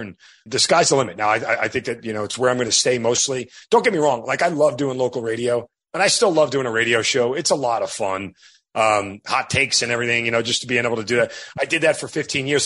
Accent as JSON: {"language": "English", "region": "New York", "country": "United States", "tie": "born or raised there", "said": "20 years of being an Italian degenerate growing up in New York"}